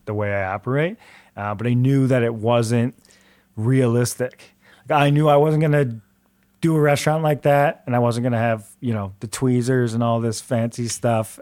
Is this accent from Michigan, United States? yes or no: yes; Metro Detroit, Michigan, United States; moved away as an adult; also born or lived in Chicago